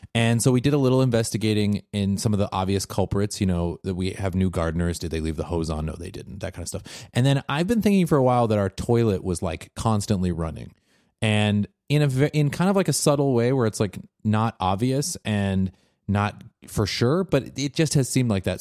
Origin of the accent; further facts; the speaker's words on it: Washington, United States; a place uh, in my home state of Washington